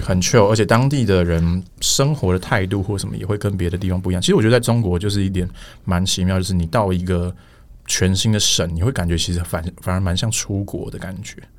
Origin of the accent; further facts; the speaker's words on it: Taiwan; 我，我出生一直到大学毕业都是在台湾念书